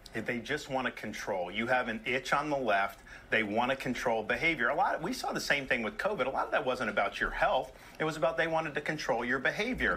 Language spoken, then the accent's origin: English; Florida, United States; I was born and raised in Florida.